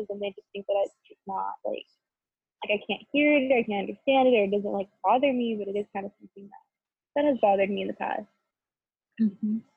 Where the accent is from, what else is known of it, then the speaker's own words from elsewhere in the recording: United States; first language Spanish; English is a second language; Like I grew up speaking Spanish. I was born here, but my grandparents spoke Spanish